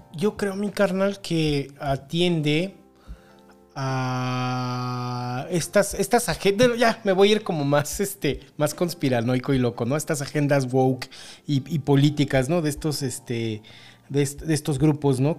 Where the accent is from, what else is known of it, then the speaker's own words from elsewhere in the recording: León, Guanajuato, Mexico; de aquí, de mi pueblito